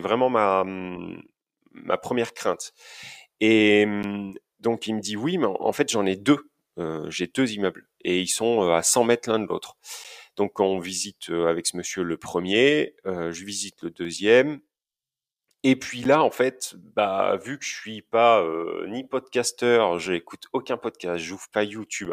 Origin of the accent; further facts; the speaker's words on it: Basque Country, Nouvelle-Aquitaine, France; now in Auvergne-Rhône-Alpes, France; Je suis euh, originaire du Pays Basque